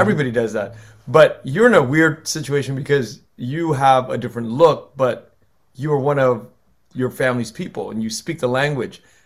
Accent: United States; I'm American, I'm American born, but when I go back to Vietnam

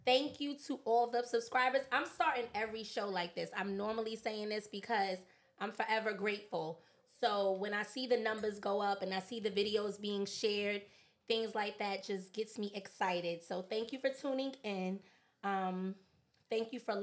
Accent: New York, United States; me and Diddy going to rep for Harlem all day

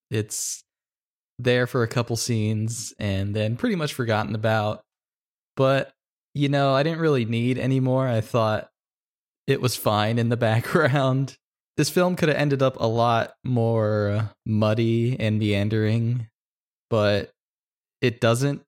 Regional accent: Louisiana, United States; I grew up in Louisiana

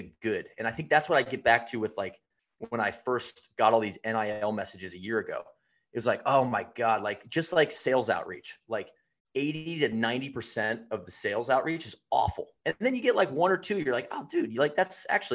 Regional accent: Atlanta, Georgia, United States; moved away; I'm back home in Atlanta, I'm from Atlanta

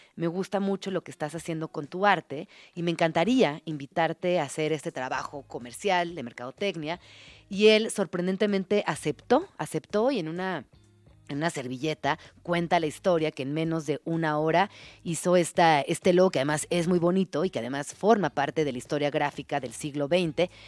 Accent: Mexico; como mexicana

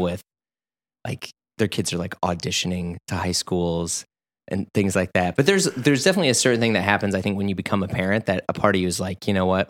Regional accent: St. Louis, Missouri, United States; I'm from Missouri

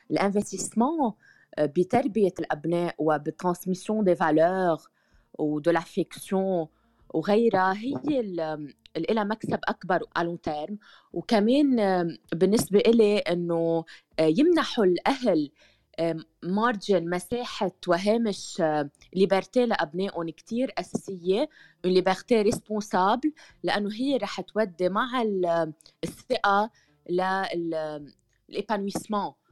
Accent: Lebanon; بالبداية أنا صحفية من لبنان وبتابعكم دايما

